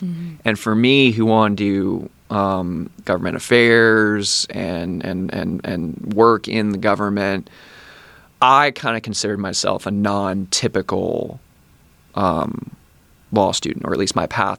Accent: Tallahassee, Florida, United States; So I grew up here. I like it here.

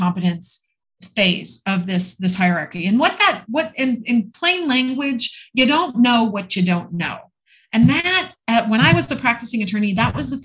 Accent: Minnesota, United States; moved away as an adult; I'm from Minnesota. I spent the first 28 years of my life in the snow

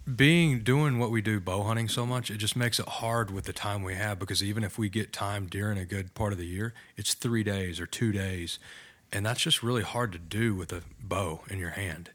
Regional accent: Bridgeport, Texas, United States; I am thirty-two years old from, uh, Bridgeport, Texas, small town about an hour

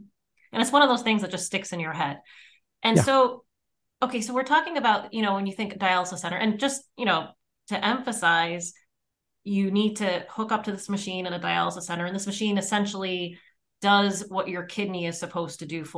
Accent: Trucksville, Pennsylvania, United States; Trucksville, Pennsylvania. Not right in Trucksville.

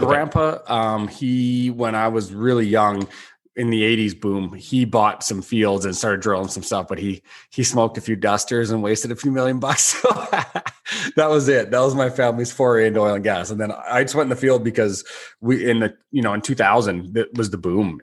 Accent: Canada

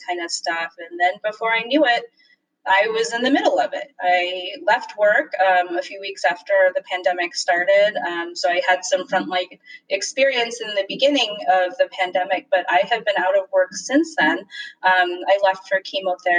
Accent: Michigan, United States; moved away as an adult; also born or lived in Philadelphia, Pennsylvania; now in Washington, DC, United States; So I was born and raised in Michigan. I'm a Midwesterner at heart

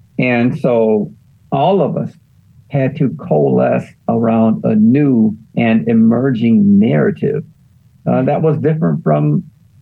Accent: Detroit, Michigan, United States; moved away; also born or lived in Daytona Beach; I am from Detroit

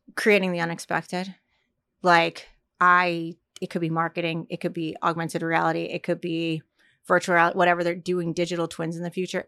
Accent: Fort Lauderdale, Florida, United States; moved away; also born or lived in Virginia / New York; I'm originally from Fort Lauderdale

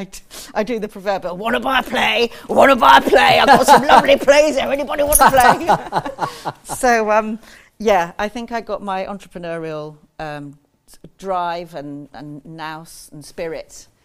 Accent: Ascot, South East England, United Kingdom; I was born in Ascot in Berkshire

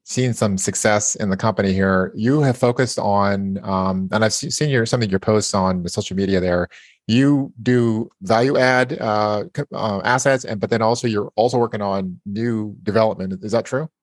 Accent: Idaho, United States; I was born in Idaho

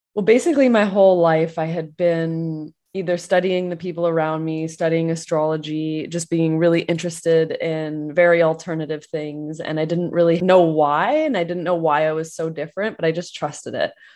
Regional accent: Canada; I'm Canadian

